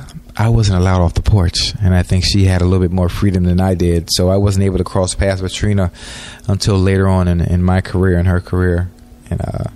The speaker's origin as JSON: {"language": "English", "town": "Miami", "region": "Florida", "country": "United States", "tie": "born or raised there", "said": "I'm from Liberty City."}